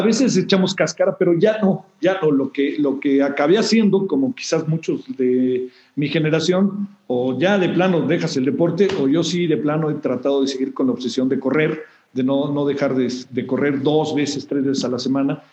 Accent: Mexico

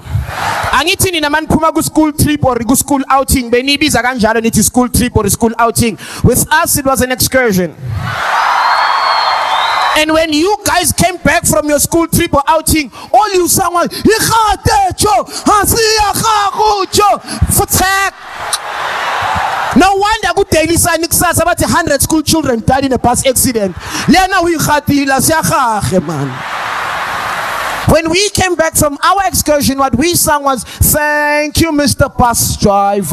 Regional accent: Soweto, Gauteng, South Africa; I'm from Soweto

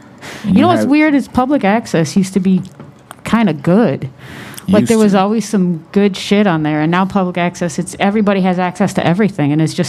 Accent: Madison, Wisconsin, United States; Where I'm from, Chris Farley's from my hometown

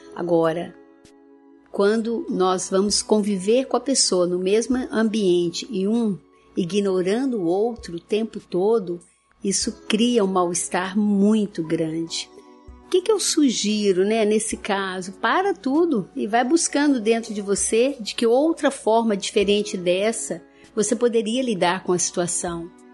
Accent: interior of Minas Gerais, Brazil; Lá na minha terra, interior de Minas

